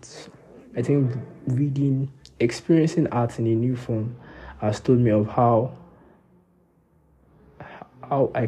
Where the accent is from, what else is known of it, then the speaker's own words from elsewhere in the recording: Nigeria; As a Nigerian boy